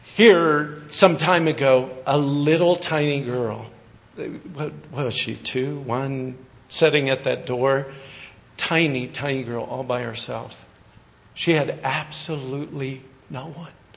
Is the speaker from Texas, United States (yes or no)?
no; Kansas, United States; also born or lived in Hagerman, Idaho; now in California, United States; I'm actually a farm boy from Kansas, so all you farmers have to like me. I'm a wheat farmer, grew up on a farm in Kansas